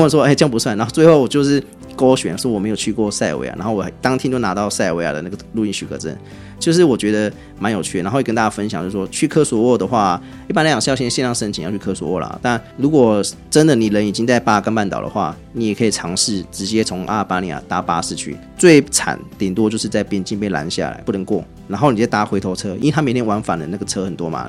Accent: Taiwan; 为什么我台湾人不能买学生票

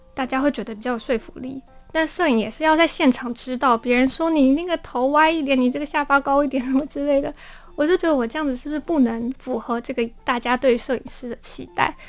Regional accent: Matsu, Lienchiang County, Taiwan; moved away; 我回到我的老家马祖

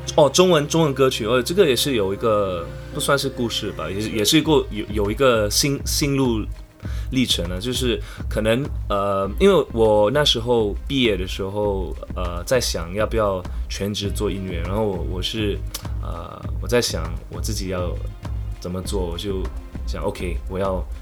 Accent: Singapore; first language English; Chinese is a second language; 我是来自新加坡的创作歌手

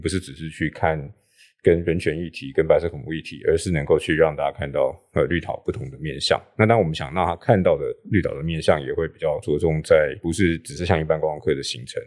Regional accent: Taipei, Taiwan; 我的家乡大稻埕，因为我在大稻埕是。出生长大，然后家族在大稻埕住了好几代

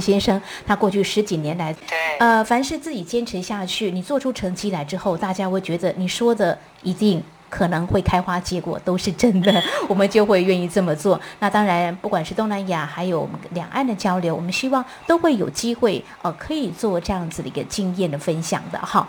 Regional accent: Yunlin County, Taiwan; moved away; 云林呃是我的故乡哦。

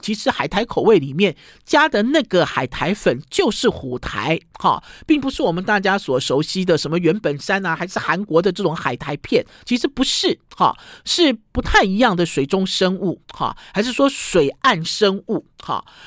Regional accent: Taiwan; 我们台湾人最喜欢的尖头的高丽菜

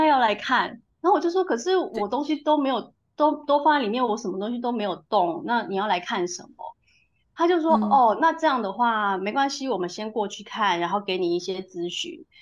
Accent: Taiwan; moved away as an adult; also born or lived in United Kingdom; now in Ratingen, Germany; 我那时候是刚从台湾，呃，英国搬回台湾

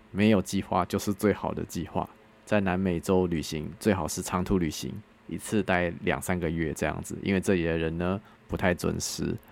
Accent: Taiwan; 我是台湾来的

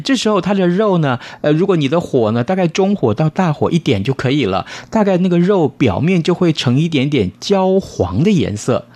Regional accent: Tainan, Taiwan; 这就是我们台南人啊，在吃粽子的时候

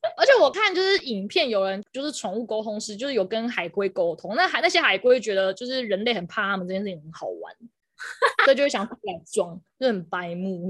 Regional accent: Pingtung County, Taiwan; moved away; also born or lived in Taipei; 我要顺便回南部啊，就我是屏东人，所以我想说顺便回屏东工作

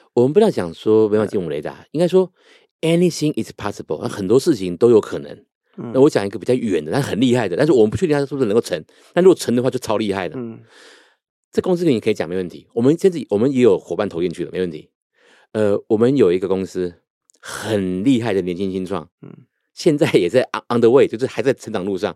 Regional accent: Taiwan; 我们台湾人都喜欢对发票

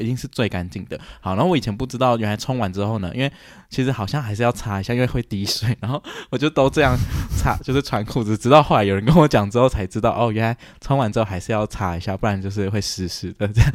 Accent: Taiwan; moved away as an adult; also born or lived in United States; 我们就是台湾的家有装之后

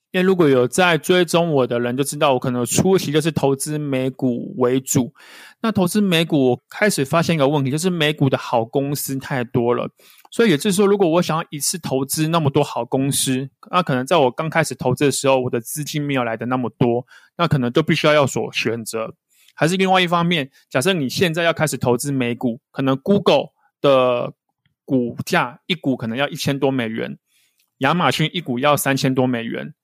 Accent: Taiwan; 如果像我们是台湾人

